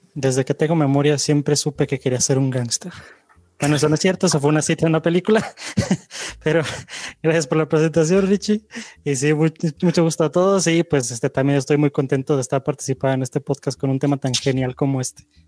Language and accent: Spanish; Mexico